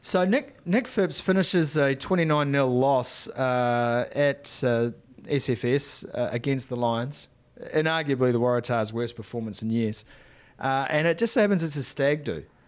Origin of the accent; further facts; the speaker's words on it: Northland, New Zealand; I was from Northland